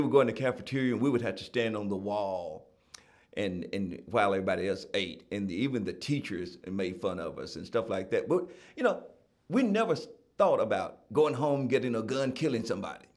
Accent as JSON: {"language": "English", "town": "Gallatin", "region": "Tennessee", "country": "United States", "tie": "born or raised there", "said": "I, I was born and raised in Gallatin, Tennessee"}